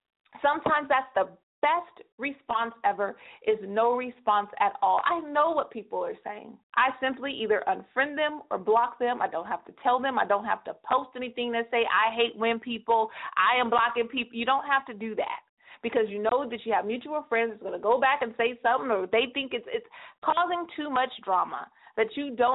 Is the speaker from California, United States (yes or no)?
yes; California, United States; 209 is on lock, and I know that's my hometown